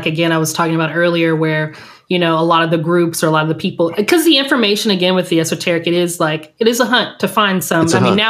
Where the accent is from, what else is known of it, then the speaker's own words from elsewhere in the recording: South Texas, United States; I grew up in South Texas and a lot of my family's from Louisiana. So we had, you know, we had like that, you know, I was raised charismatic, evangelical.